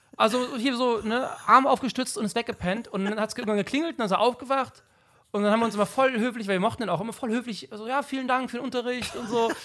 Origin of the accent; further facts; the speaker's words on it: 40-50 km from Cologne, North Rhine-Westphalia, Germany; Ich war nicht in Köln in der Schule, 40, 50 Kilometer weit weg